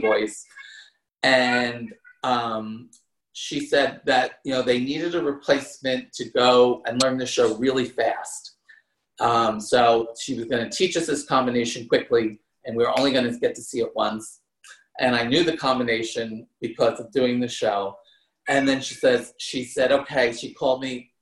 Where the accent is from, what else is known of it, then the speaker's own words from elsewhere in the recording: New Jersey, United States; moved away; I grew up in New Jersey, not that far from New York City